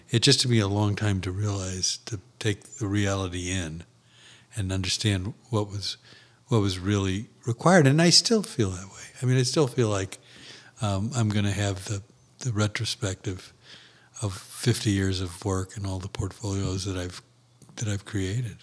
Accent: St. Louis, Missouri, United States; my hometown

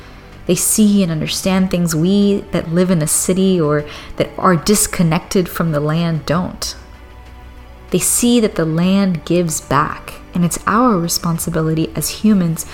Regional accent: Cuba; my island

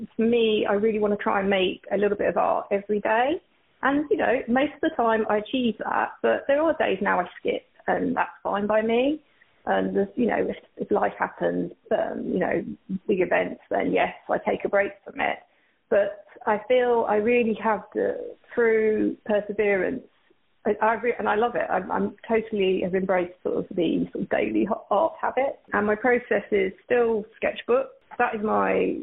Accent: Essex, East of England, United Kingdom; moved away as an adult; now in Burlingame, United States; I'm from Essex in the UK, and I've been living out in Burlingame in California now for, gosh, it's been like 7 years

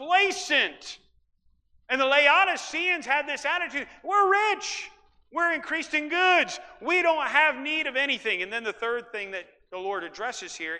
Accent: Iowa, United States; also born or lived in Ukraine; now in Central Valley, California, United States; I grew up in Iowa, where it doesn't get real hot, but it's humid

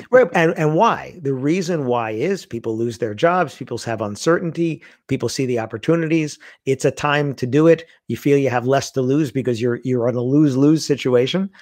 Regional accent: New York City, New York, United States; I grew up in Queens, in New York

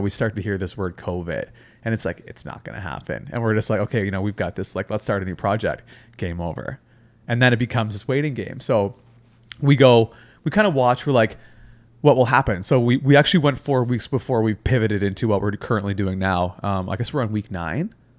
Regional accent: Halifax, Nova Scotia, Canada; moved away as an adult; also born or lived in Whistler / Vancouver; now in Toronto, Canada; so I'm actually born and raised in Halifax, Nova Scotia.

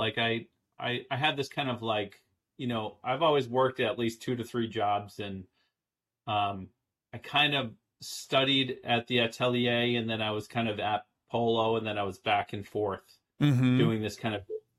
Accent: Lowell, Massachusetts, United States; moved away as an adult; also born or lived in Boston, Massachusetts / New York City / San Francisco; I'm from Lowell, Massachusetts.

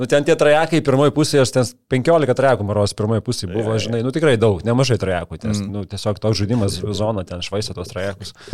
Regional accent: Lithuania; Nu, mes lietuviai, mes labai save spaudžiam, daužom, mušam, bet dėl to stengiamės labiau ir padarom geriau.

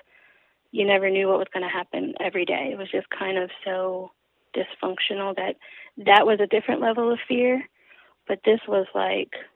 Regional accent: Baltimore, Maryland, United States; moved away as an adult; also born or lived in Essex, Maryland / Greenville, Kentucky; growing up in Baltimore, kind of in the neighborhoods that I did

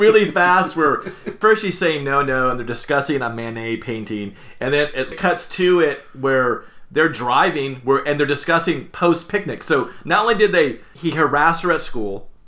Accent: Anaheim, California, United States; I grew up in Anaheim

